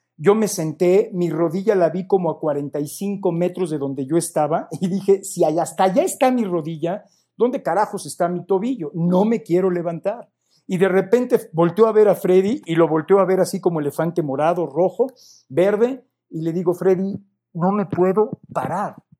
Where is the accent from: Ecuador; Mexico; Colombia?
Mexico; pues de México